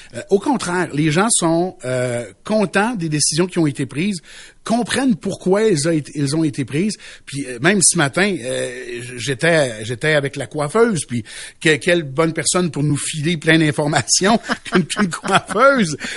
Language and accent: French; Quebec, Canada; now in Chibougamau, Canada; Les gens du lac Saint-Jean, là, euh, qui, qui, qui, dans le fond, ma, ma terre natale